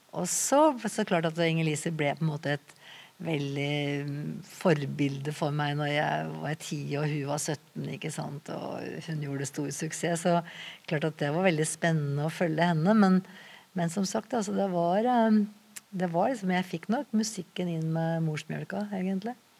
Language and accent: Norwegian; Skreia, Innlandet, Norway; also born or lived in Lena / Oslo; now in Asker, Norway; jeg vokste opp rett opp i Gutoa, som vi sier